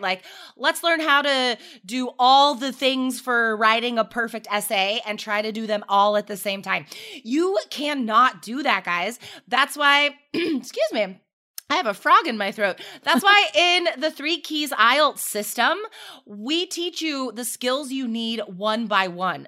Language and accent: English; Carson City, Nevada, United States; now in Portland, United States; I grew up, I grew up in Carson City, Nevada